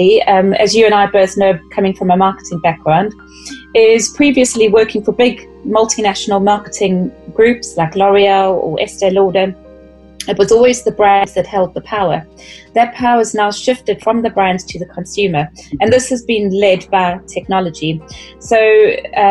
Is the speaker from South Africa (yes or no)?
yes; South Africa; accent: South African; moved away as an adult; also born or lived in United Kingdom / Middle East; I'm South African. So I started out working in the beauty industry in South Africa and then moved across to the UK